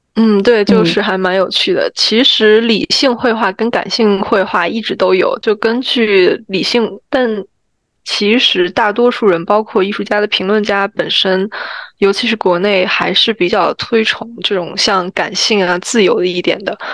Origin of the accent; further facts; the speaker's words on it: China; 我们中国人